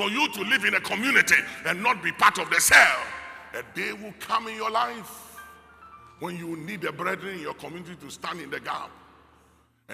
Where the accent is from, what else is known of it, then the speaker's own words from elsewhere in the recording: Ghana; I know why God put me in Ghana, and I'm okay as a Ghanaian